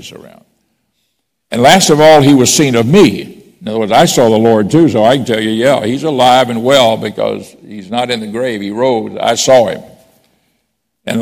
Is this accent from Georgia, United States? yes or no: no; Pensacola, Florida, United States; I grew up in Pensacola.